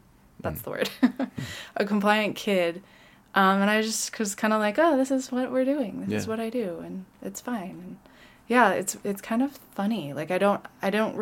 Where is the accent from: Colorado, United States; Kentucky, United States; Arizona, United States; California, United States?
Colorado, United States; Colorado Springs; also born or lived in Boulder; I grew up in Colorado Springs